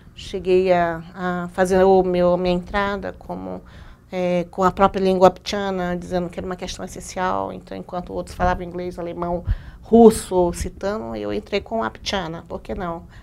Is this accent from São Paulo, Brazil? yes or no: no; Amazon, Roraima, Brazil; eu sou da Amazônia